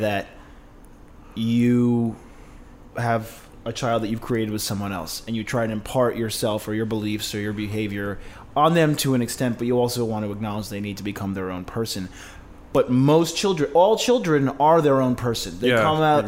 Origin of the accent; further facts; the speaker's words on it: Long Island, New York, United States; now in Los Angeles, United States; I'm from Long Island.